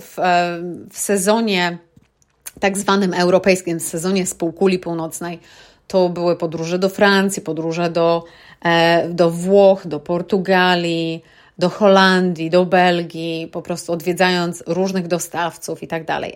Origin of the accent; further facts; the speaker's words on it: Poland; moved away as an adult; now in United Kingdom; Ja pochodzę z niewielkiej miejscowości w Polsce, z wioski, że tak powiem, i przepięknej, ale malutkiej